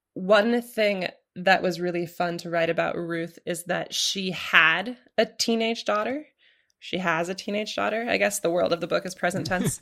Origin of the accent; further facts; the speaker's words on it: Portland, Oregon, United States; moved away; I grew up in Portland, Oregon.